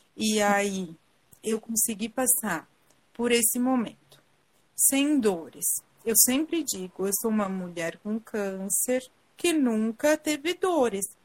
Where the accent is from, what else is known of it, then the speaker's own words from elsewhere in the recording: Garibaldi, Rio Grande do Sul, Brazil; eu sou de Garibaldi